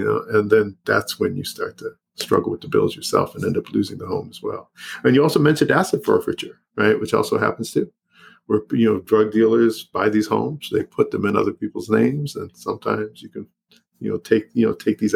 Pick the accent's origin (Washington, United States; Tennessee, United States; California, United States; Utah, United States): California, United States; Los Angeles; San Fernando Valley, born and raised, like I said, a mile and a half from where I live